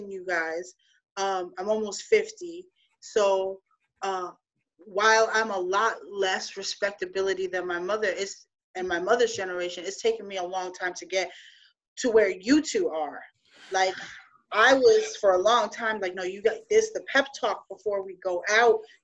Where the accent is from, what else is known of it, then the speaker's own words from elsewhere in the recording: New York City, New York, United States; moved away; also born or lived in Florida; I grew up in New York City at the time. Mm-hmm. I'm Puerto Rican, but I'm Afro-Latinx